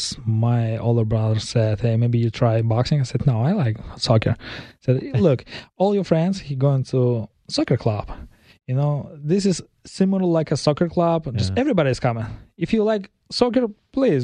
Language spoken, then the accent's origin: English; Kazakhstan; English is a second language; moved away; I'm from Kazakhstan